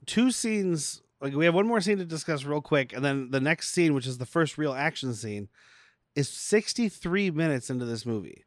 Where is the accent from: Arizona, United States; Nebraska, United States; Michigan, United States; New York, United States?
Arizona, United States; I'm from Arizona